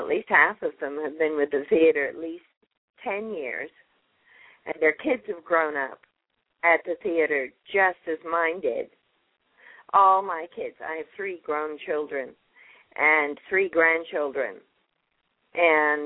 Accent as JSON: {"language": "English", "country": "Canada", "tie": "born or raised there", "also_born_or_lived": "England", "moved": "as an adult", "lives_now": "Texas, United States", "said": "raised in Canada"}